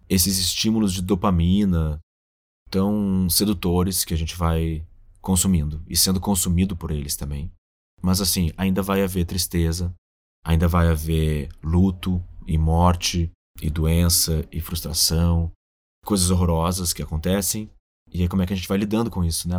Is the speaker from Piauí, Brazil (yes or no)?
no; Rio Grande do Sul, Brazil; moved away; also born or lived in São Paulo; eu sou gaúcho